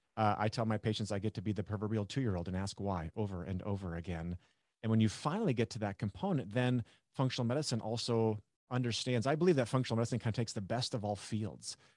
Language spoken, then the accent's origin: English; North Dakota, United States; I grew up in North Dakota